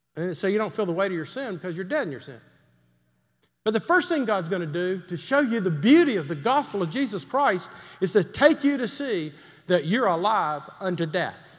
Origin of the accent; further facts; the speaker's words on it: Greenville, South Carolina, United States; moved away; I grew up in Greenville, South Carolina